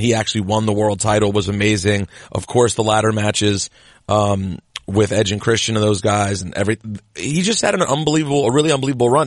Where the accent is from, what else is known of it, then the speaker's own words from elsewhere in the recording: United States; also born or lived in Lanham, Maryland; we're from the same neck of the woods. You're from the D M V